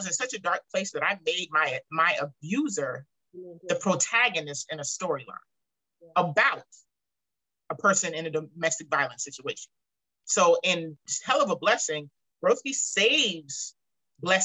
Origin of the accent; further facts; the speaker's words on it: Charleston, South Carolina, United States; I'm from Charleston